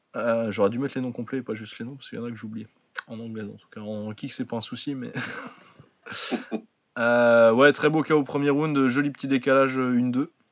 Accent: France; on est français

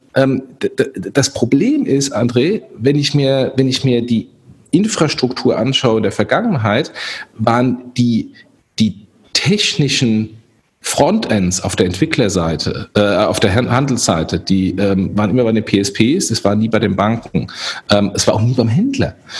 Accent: Germany; wir als Deutsche

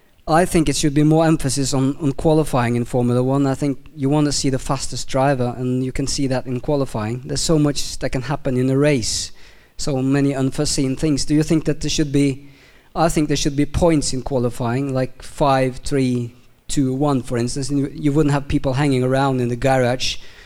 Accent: Norway; I'm from Norway.

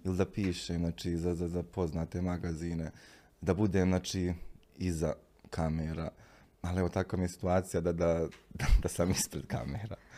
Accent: Bosnia & Herzegovina; moved away as an adult; now in Milan, Italy; ja govorim iz Bosne i Hercegovine

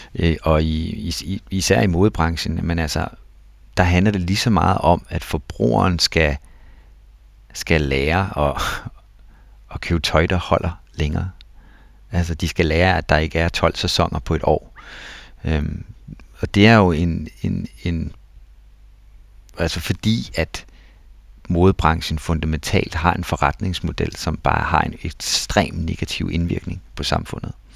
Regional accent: Denmark; som danskere

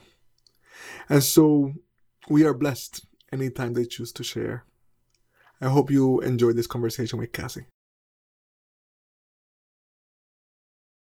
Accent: Puerto Rico; I was born in Puerto Rico, one of the last official colonies on Earth

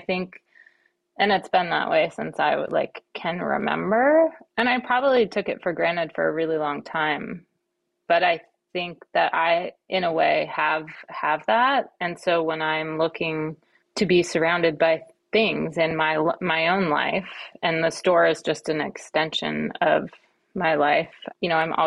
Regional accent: Kauai, Hawaii, United States; moved away as an adult; also born or lived in Western Massachusetts / East Coast; now in California, United States; I was born on the East Coast in Western Mass. And then when I was in like the third grade, I think, we moved to Hawaii

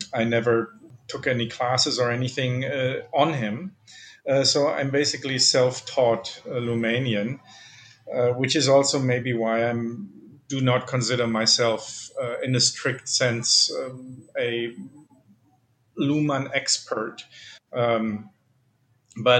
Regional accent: Germany; accent: German; English is a second language; moved away; I'm originally from Germany, as you can probably tell, both from my name and my accent.

